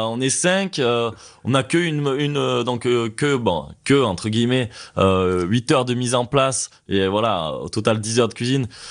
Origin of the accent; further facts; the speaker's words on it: Ardèche, Drôme, Auvergne-Rhône-Alpes, France; now in Annecy, France; je viens d'Ardèche, de Drôme